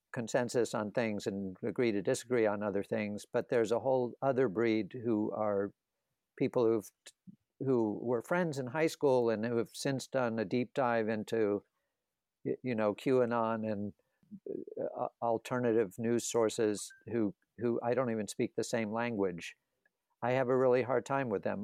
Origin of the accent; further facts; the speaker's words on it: the South, United States; I grew up in the South